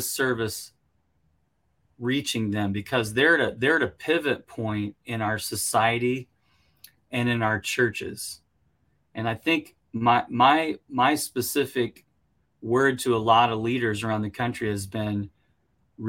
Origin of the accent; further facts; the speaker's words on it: United States; speaking as an American here